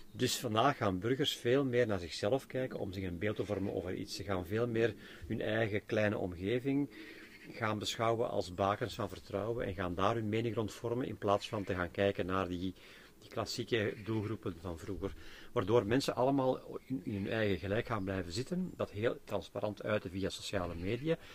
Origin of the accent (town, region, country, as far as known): Belgium